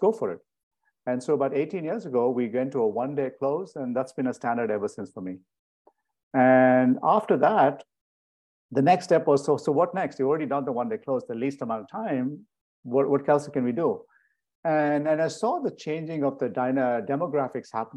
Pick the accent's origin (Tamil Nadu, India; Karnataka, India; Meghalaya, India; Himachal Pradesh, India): Karnataka, India; Bangalore; moved away as an adult; also born or lived in Switzerland / Connecticut, United States; now in United States; it's the country and the city I'm from